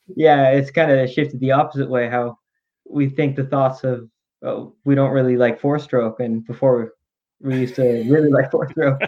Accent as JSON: {"language": "English", "town": "Calgary", "region": "Alberta", "country": "Canada", "tie": "born or raised there", "said": "my hometown, Calgary."}